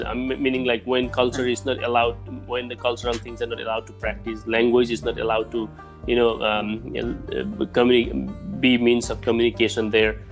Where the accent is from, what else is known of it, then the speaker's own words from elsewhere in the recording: Bhutan; also born or lived in refugee camps; now in United States; I was born in Bhutan.